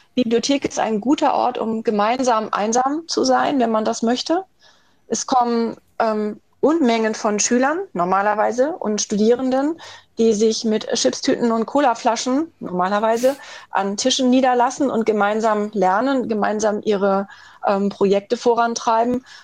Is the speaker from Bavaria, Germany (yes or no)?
no; Schleswig-Holstein, Germany; Ich bin in Schleswig-Holstein groß geworden